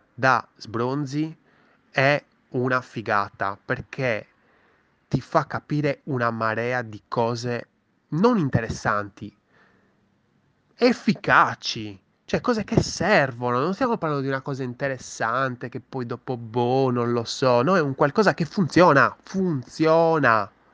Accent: Sardinia, Italy; sono anche sardo

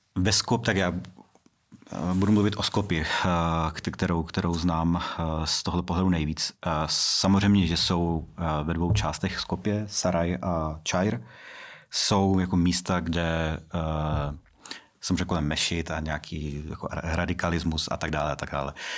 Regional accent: Brno, South Moravian Region, Czechia; já jsem z Brna a vždycky prostě jsem, říkám, že jsem z Brna

